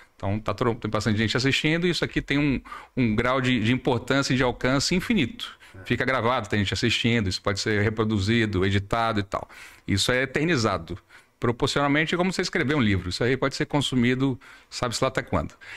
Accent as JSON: {"language": "Portuguese", "town": "Salvador", "region": "Bahia", "country": "Brazil", "tie": "born or raised there", "also_born_or_lived": "São Paulo", "moved": "as an adult", "lives_now": "Manaus, Brazil", "said": "nasci em São Paulo, cresci em Salvador, estou em Manaus desde 2010"}